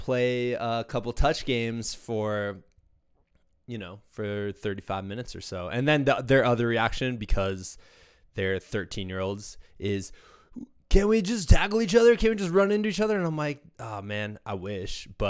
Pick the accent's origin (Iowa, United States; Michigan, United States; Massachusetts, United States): Iowa, United States; Muscatine; my hometown of Muscatine, Iowa